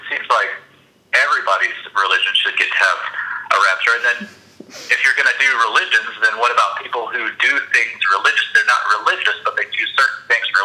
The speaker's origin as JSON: {"language": "English", "region": "Alabama", "country": "United States", "said": "I'm from Alabama"}